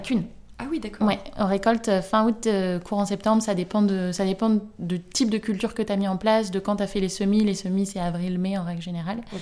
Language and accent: French; near Rennes, Brittany, France; now in Nantes, France; j'habite à Nantes, j'ai grandi à côté de Rennes, dans une petite ville